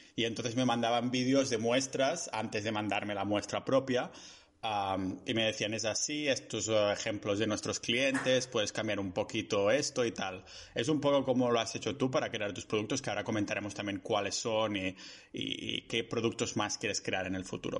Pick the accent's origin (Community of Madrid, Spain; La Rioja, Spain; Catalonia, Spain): Catalonia, Spain; mi pueblo, que es más o menos una hora en coche. Ah, y claro, como hay el confinamiento, confinamiento este comarcal aquí en Cataluña